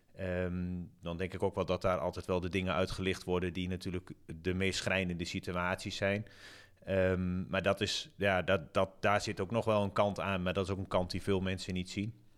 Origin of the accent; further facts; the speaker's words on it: Zwolle, Overijssel, Netherlands; ik kom zelf uit Zwolle